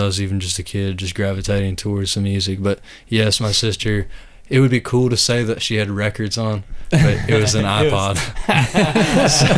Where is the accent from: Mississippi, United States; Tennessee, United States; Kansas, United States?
Tennessee, United States; East; moved away as an adult; now in Louisville, United States; I grew up in East Tennessee. And I've been here for about 5 years now.